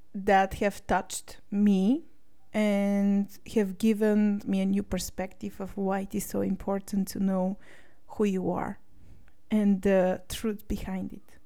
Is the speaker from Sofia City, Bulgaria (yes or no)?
yes; Sofia, Sofia City, Bulgaria; moved away as an adult; also born or lived in United Kingdom; I was born in Sofia, Bulgaria, and I lived here until the age of 19 when I went to the UK to study computer science